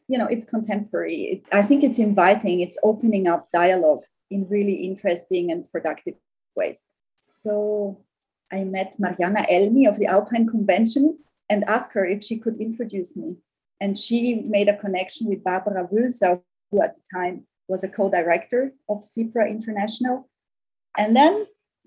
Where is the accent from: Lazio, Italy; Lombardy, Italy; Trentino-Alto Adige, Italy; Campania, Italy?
Trentino-Alto Adige, Italy; South Tyrol; I grew up in a small village in South Tyrol.